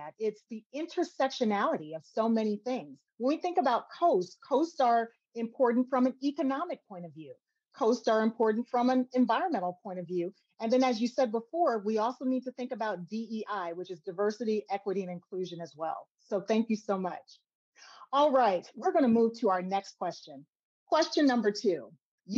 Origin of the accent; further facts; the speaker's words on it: Chicago, Illinois, United States; I was born and raised in Chicago